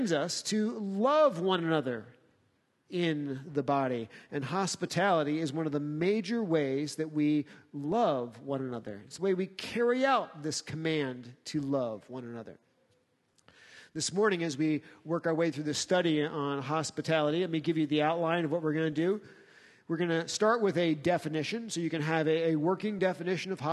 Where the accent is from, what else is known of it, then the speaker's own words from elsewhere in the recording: United States; as American Christians